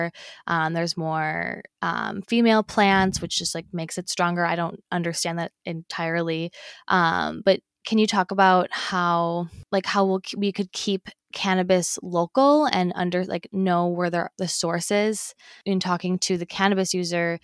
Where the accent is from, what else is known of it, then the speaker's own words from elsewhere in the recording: Wisconsin, United States; We're from Wisconsin and we live in Wisconsin.